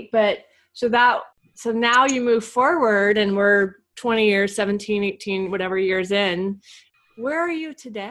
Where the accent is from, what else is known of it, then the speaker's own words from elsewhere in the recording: Santa Barbara, California, United States; It's where I was born.